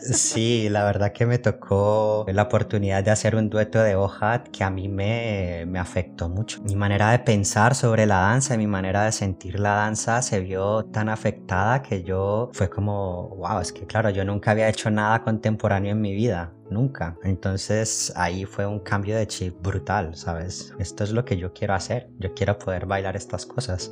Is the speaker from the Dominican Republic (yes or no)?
no; Cali, Valle del Cauca, Colombia; also born or lived in Madrid, Spain; now in Basel, Switzerland; yo vengo de Cali